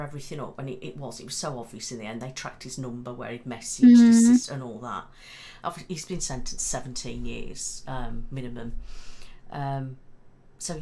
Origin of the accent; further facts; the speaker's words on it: Mid Staffordshire, West Midlands, United Kingdom; I'm from Mid Staffs.